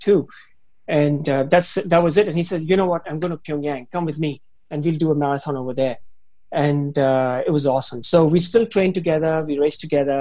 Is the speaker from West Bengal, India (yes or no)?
no; Himachal Pradesh, India; moved away as an adult; also born or lived in Beijing, China; now in Hong Kong; I go to my hometown, my province up in the hills in Himachal.